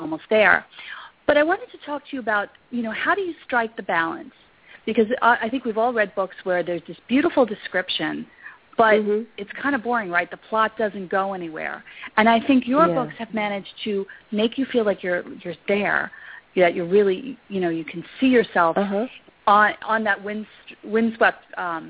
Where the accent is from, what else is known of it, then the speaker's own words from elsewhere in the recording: New York, United States; I'm from New York and I grew up in New York